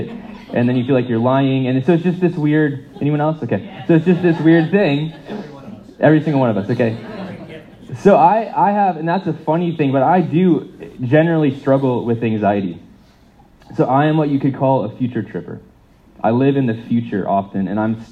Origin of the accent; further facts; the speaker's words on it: United States; moved away; as an American